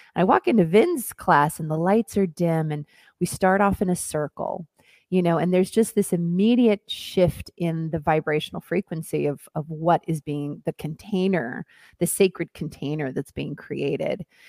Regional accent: Hillsboro, Oregon, United States; moved away as an adult; also born or lived in Mexico City / New York / Los Angeles; I am originally from Oregon. I grew up on a farm in Hillsboro, Oregon

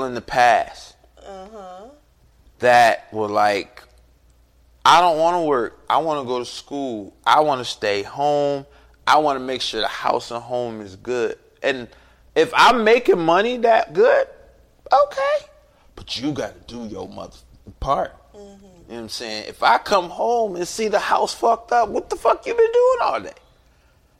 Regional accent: Cleveland, Ohio, United States; I'm from Cleveland, Ohio

